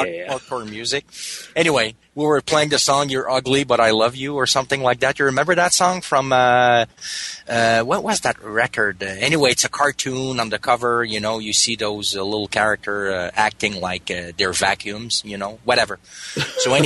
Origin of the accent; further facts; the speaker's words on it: Danville, Quebec, Canada; also born or lived in Montreal; I grew up in a small town close to here called Danville